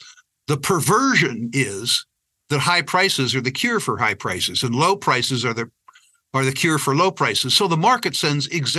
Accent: San Jose, California, United States; I was born in San Jose, California, downtown Silicon Valley

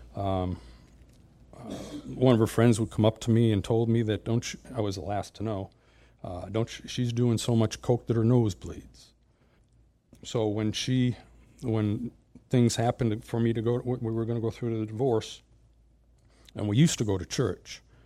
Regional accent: Springfield, Massachusetts, United States; moved away; I was born and raised in Springfield, Massachusetts, Western Mass

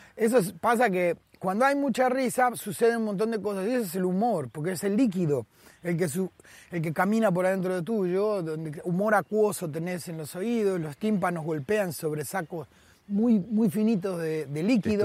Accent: Buenos Aires, Argentina; moved away as an adult; also born or lived in Avellaneda / Vicente López / Madrid; nací y me crié en la capital federal. Y conozco, eh, eh, nací y me crié en Buenos Aires

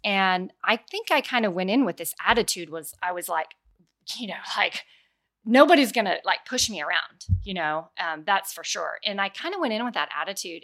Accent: Denton, Texas, United States; I am from Denton, Texas

